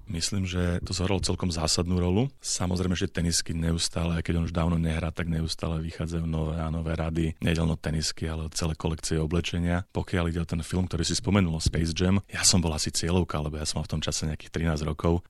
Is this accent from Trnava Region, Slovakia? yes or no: no; Pezinok, Bratislava Region, Slovakia; som s ním začínal ako malý chlapec v Pezingu